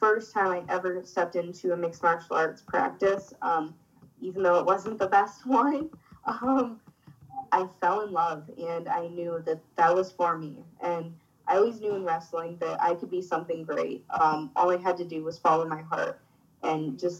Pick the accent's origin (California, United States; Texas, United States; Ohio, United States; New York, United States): Ohio, United States; moved away; also born or lived in Pennsylvania; I grew up in Ohio, so I grew up wrestling in two of the hardest states to wrestle in the United States, Ohio and Pennsylvania